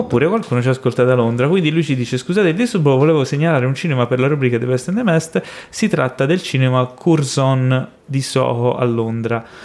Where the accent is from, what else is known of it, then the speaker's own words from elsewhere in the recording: Florence, Tuscany, Italy; moved away; io eh, sono cresciuto a Firenze